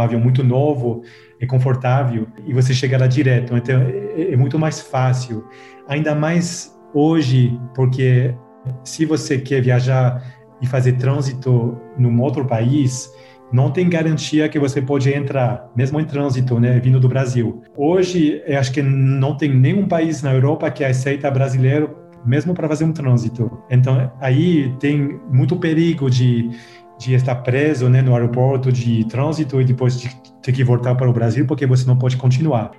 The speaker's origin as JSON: {"language": "Portuguese", "town": "Lausanne", "region": "Vaud", "country": "Switzerland", "tie": "born or raised there", "accent": "French", "second_language": "Portuguese", "said": "eu sou da parte francesa, né? Você dá para ouvir que tem o sotaque francês. É, uhum. É, eu nasci lá, lá em Lausanne"}